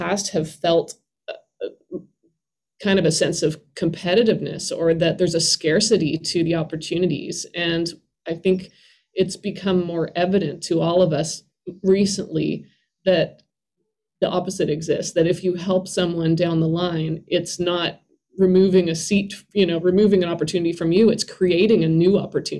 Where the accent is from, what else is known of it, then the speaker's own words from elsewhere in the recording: Canada; moved away as an adult; now in Nashville, United States; as a Canadian